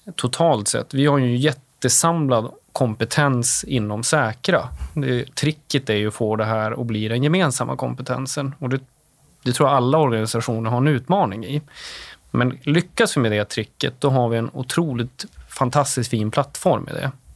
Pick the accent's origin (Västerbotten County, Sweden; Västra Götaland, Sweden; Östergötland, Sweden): Västerbotten County, Sweden; Åsele; moved away; also born or lived in Umeå; Jag kommer från Åsele, Västerbottens inland, en liten kommun där. Ehm, därefter flyttade jag till Umeå